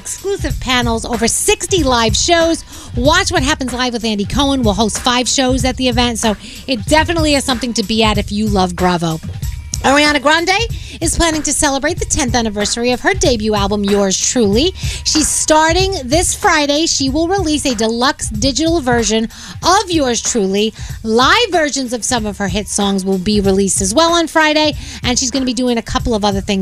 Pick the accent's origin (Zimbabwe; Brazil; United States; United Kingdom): United Kingdom; moved away; we are British in my house